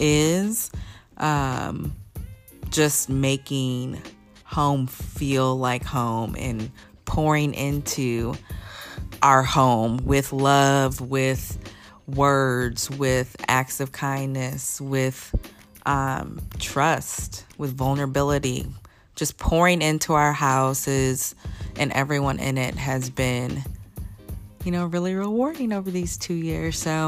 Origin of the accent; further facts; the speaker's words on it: Midwest, United States; but I'm totally from the Midwest. It's so wild.